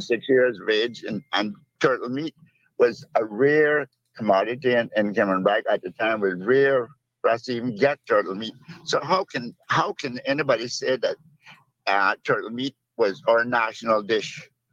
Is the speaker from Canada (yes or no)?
no; Cayman Brac, Cayman Islands; I'm originally from Cayman